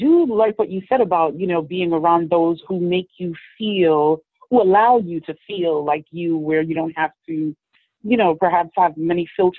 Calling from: New York City, New York, United States; I'm calling from New York City.

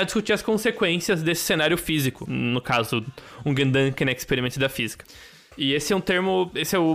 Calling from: São Paulo, Brazil

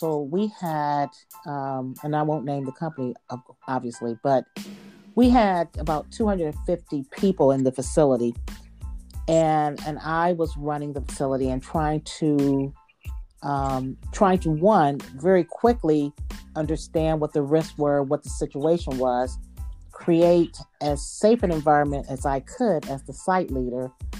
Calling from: Ohio, United States; I'm calling from Ohio

